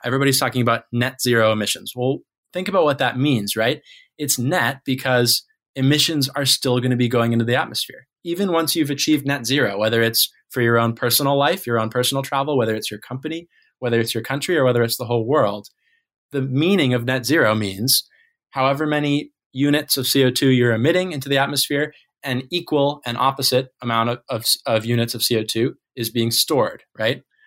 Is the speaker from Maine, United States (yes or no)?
yes; Maine, United States; growing up in Maine